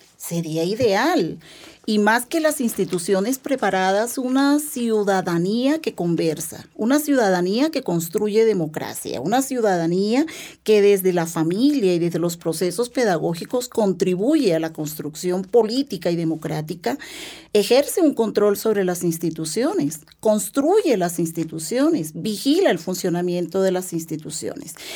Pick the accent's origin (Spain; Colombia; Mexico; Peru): Colombia; nosotros como colombianos